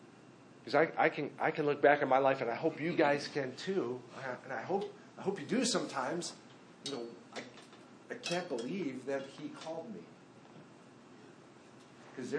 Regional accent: Minnesota, United States; I grew up in Minnesota

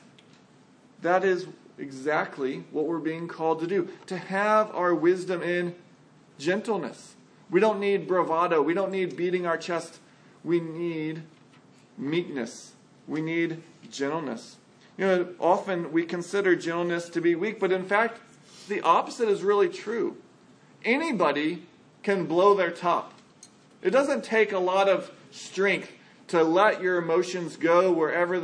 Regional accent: San Antonio, Texas, United States; I grew up in San Antonio

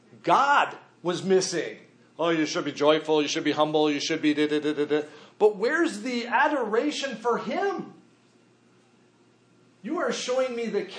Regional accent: United States; we as American believers

